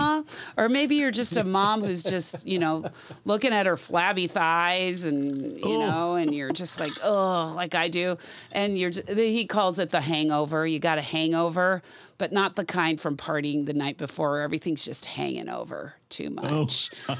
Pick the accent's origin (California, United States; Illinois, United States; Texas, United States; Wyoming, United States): California, United States; I know as Ohioans, we're supposed to hate Michiganders, but we're from California.